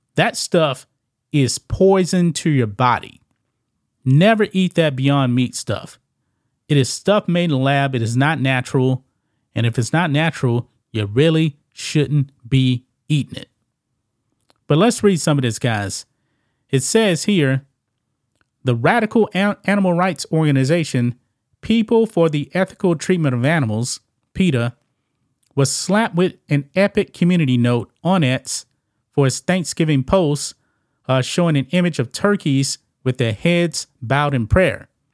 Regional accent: the South, United States; I'm from the South, man. In Louisiana, whole bunch of people actually eat, uh, frog legs.

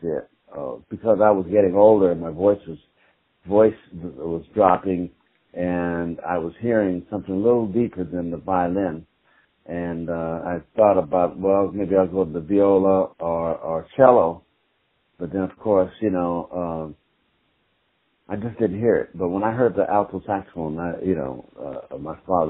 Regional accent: Los Angeles, California, United States; born in Los Angeles, California, and raised in Los Angeles

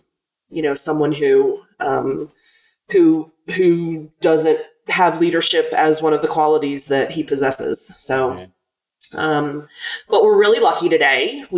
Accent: Virginia's 10th district, United States; I was born and raised in Virginia's 10th district, which is adjacent to the district that Qasem is running to win this year.

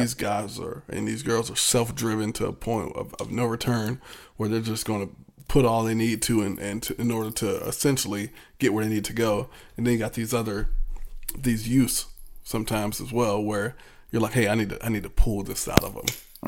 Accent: Virginia Beach, Virginia, United States; growing up in Virginia Beach

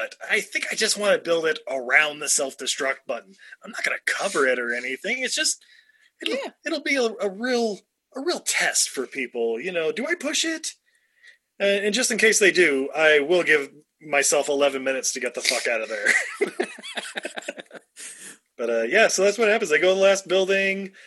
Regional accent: Utah, United States; I grew up in Utah, so Monster Jam was kind of my jam

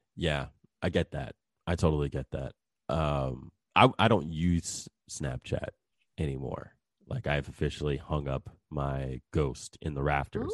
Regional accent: New Jersey, United States; now in Texas, United States; I am originally from New Jersey, and I moved down to Texas in two thousand three.

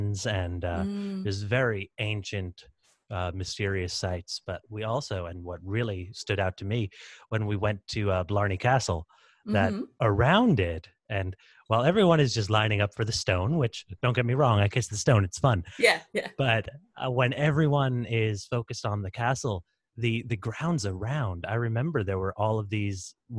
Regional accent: Texas, United States; I'm American Texan, but of Irish heritage

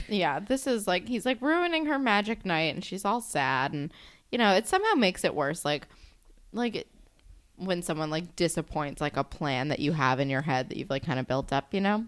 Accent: New Jersey, United States; I'm from New Jersey.

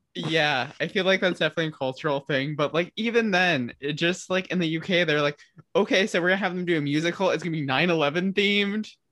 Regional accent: Midwest, United States; I'm from the Midwest of the s-, States

